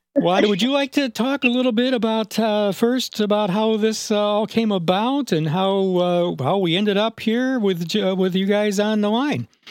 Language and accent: English; upstate New York, United States; moved away; I'm from upstate New York